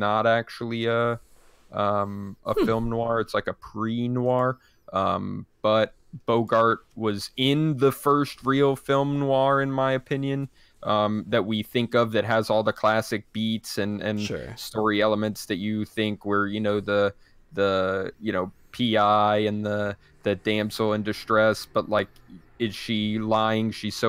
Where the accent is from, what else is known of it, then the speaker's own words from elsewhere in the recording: Montreal, Quebec, Canada; I'm from Montreal, which is like a super cool thing going on.